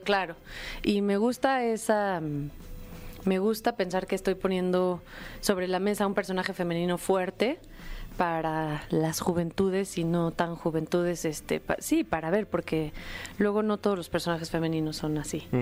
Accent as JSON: {"language": "Spanish", "country": "Mexico", "said": "como mujeres mexicanas"}